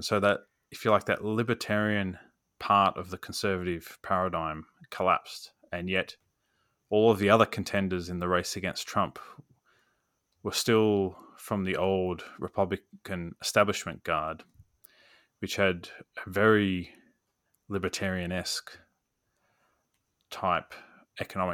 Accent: Australia; as an Australian

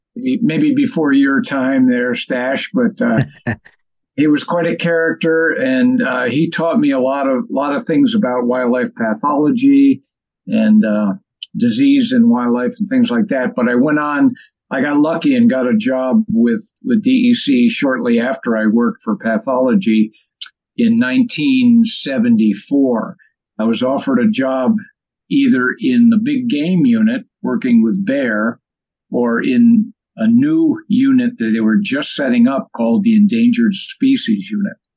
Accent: Delmar, New York, United States; also born or lived in Syracuse, New York; I'm originally from up here around Albany, from Delmar, New York. I lived probably half time in Syracuse

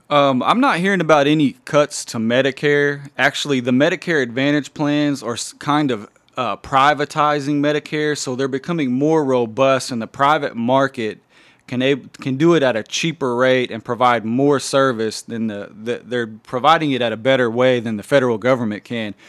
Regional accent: Anadarko, Oklahoma, United States; Anadarko is my hometown as well. Grew up there

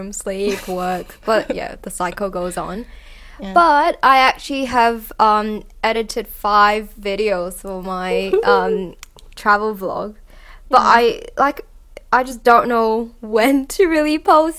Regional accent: Hong Kong; also born or lived in Australia; growing up in Hong Kong

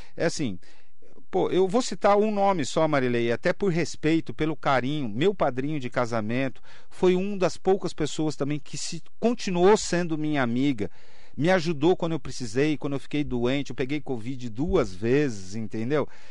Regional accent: Mogi das Cruzes, São Paulo, Brazil; todos nós mogianos

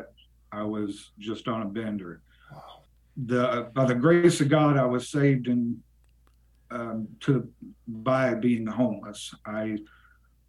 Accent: Yukon, West Virginia, United States; also born or lived in Bluefield, West Virginia; I grew up in southern West Virginia. I grew up in a little town called Yukon.

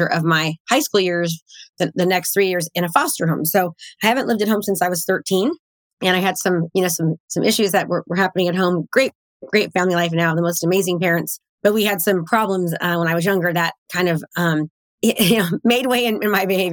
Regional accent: Concord, California, United States; now in Brentwood, United States; I grew up in Concord, California, and I live in Brentwood, California now

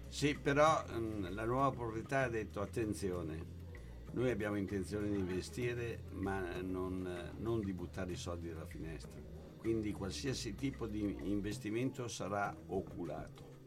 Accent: Milan, Lombardy, Italy; born or raised there; also born or lived in Forlì, Italy

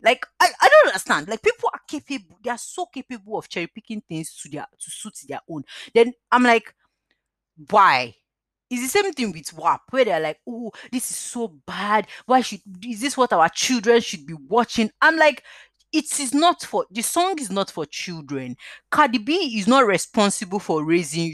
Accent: Nigeria; now in United Kingdom; living in the United Kingdom. I'm a Nigerian

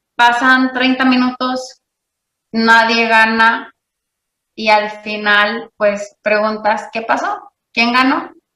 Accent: Monterrey, Nuevo León, Mexico; yo nací, vivo y crecí en Monterrey, Nuevo León

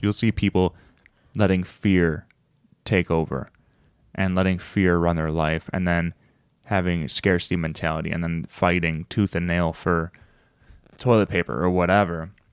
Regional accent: United States; I'm American

